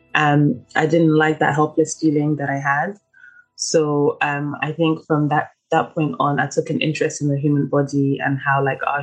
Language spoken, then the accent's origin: English; London, United Kingdom; also born or lived in Ivory Coast; I was born in Ivory Coast in the region of Kumasi. I was living there until about 8 years old. And then I moved to London, to the UK